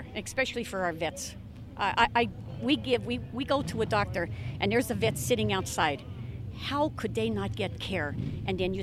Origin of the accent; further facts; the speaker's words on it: near Hazleton, Pennsylvania, United States; About an hour up from, almost by Hazleton, Pennsylvania, right up an hour from here